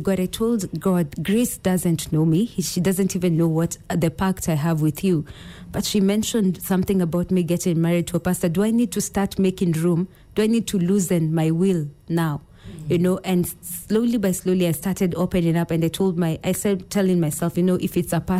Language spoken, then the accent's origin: English; Kenya; I'm from Ukambani.